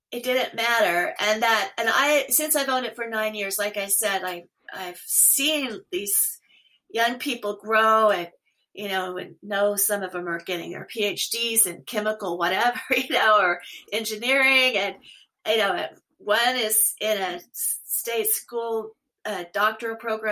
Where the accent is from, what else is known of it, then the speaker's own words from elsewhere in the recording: Oklahoma, United States; now in Portland, United States; I grew up in Oklahoma